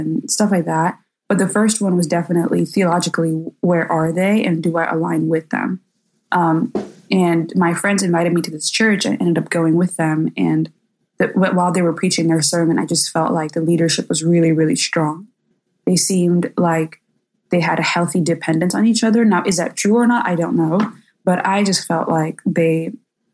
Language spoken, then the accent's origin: English; India; moved away as an adult; also born or lived in Chicago, United States; now in United States; I grew up in India. So I grew up in the Indian church and was part of that for my entire life. And then when I moved to the U.S., I was in Chicago